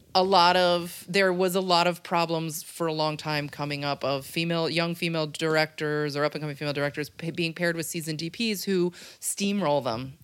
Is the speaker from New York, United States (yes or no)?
yes; Rhinebeck, New York, United States; moved away as an adult; now in Los Angeles, United States; I'm from Rhinebeck, New York